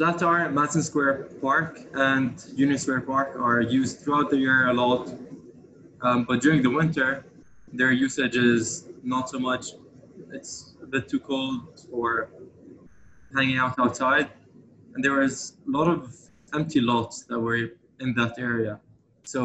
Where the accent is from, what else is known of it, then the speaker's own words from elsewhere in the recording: Amman, Amman Governorate, Jordan; moved away as an adult; also born or lived in London, United Kingdom; now in New York, United States; I grew up in Amman, Jordan.